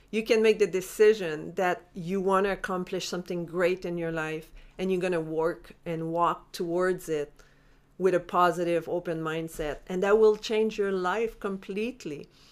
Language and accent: English; Montreal, Quebec, Canada; moved away; I'm from Montreal originally